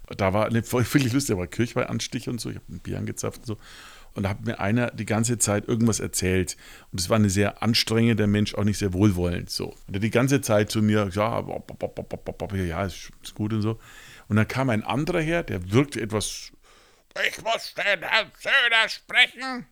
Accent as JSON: {"language": "German", "town": "Nuremberg", "region": "Bavaria", "country": "Germany", "tie": "born or raised there", "said": "ich bin zum Beispiel als, als Franke hier gebürtig"}